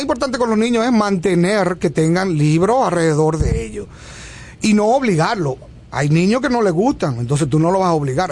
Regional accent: Barahona, Dominican Republic; moved away as an adult; yo nací en Barahona y vine a la universidad a los 17 años

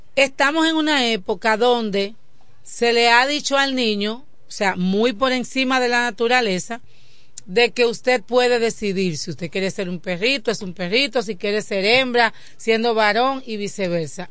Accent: Dominican Republic; nos identificaba como dominicanos.

